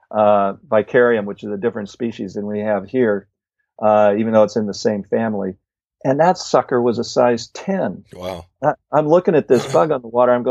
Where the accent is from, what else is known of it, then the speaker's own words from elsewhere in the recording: Midwest, United States; I grew up in the Midwest, but you know, all my fishing has been primarily West.